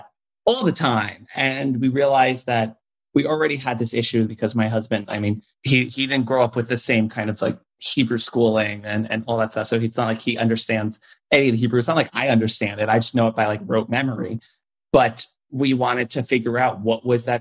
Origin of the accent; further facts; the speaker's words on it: New York City, New York, United States; also born or lived in Long Island; I grew up in Queens, which had a very large Jewish community. Then I moved out to Long Island